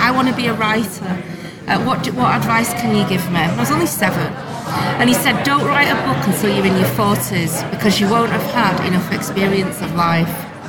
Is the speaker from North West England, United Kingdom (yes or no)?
yes; Bolton, North West England, United Kingdom; I grew up in Bolton.